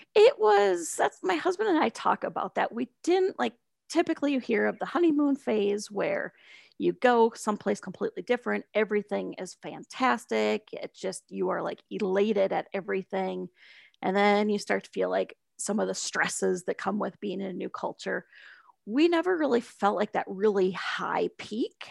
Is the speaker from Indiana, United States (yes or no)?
no; Sioux Falls, South Dakota, United States; moved away as an adult; also born or lived in South Florida / San Francisco / Shanghai; I grew up in Sioux Falls